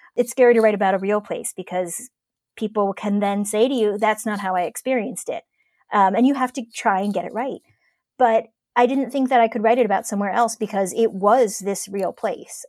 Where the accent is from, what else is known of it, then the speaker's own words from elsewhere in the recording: Cleveland, Ohio, United States; moved away; growing up in Ohio, and particularly in Cleveland in the nineties